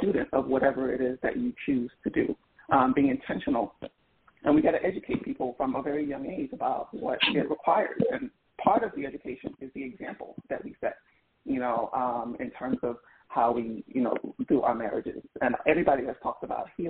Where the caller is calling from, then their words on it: Philadelphia, Pennsylvania, United States; calling from Philadelphia